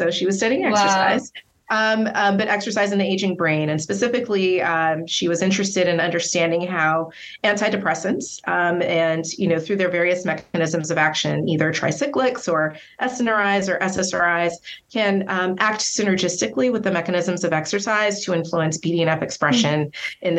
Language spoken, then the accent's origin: English; Inglewood, California, United States; I'm born and raised in Southern California, actually in Inglewood, California